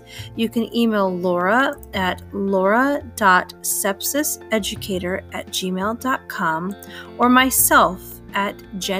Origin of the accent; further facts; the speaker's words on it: United States; I am from the United States